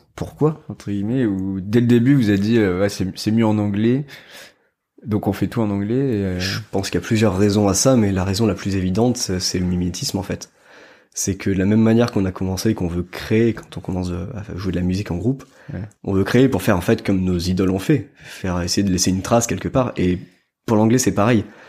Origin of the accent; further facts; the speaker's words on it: France; quand on est français